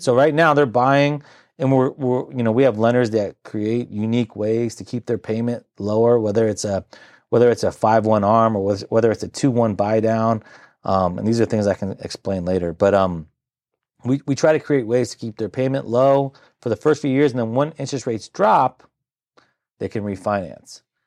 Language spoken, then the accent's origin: English; Centreville, Virginia, United States; born and raised in the Nor-, Northern Virginia area